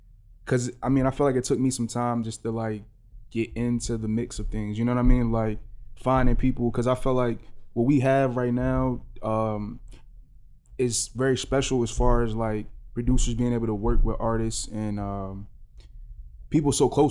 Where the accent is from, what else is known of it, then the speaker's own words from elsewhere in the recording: Pennsauken, New Jersey, United States; I'm from South Jersey, Pensauken, to be specific.